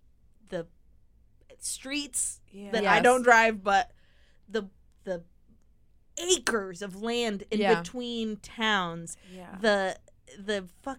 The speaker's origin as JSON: {"language": "English", "country": "United States", "also_born_or_lived": "England", "accent": "American", "said": "my American accent."}